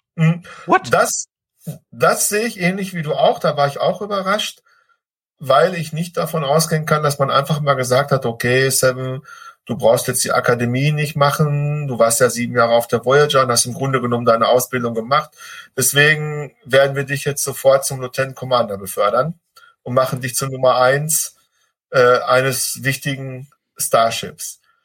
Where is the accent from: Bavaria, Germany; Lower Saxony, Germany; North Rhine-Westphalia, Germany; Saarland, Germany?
North Rhine-Westphalia, Germany; Ruhr area; bei uns im Ruhrpott